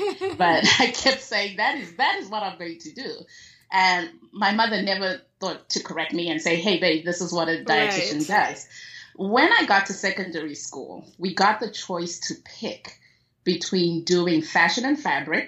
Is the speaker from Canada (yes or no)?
no; Zimbabwe; moved away; Yes, I was born and raised in Zimbabwe.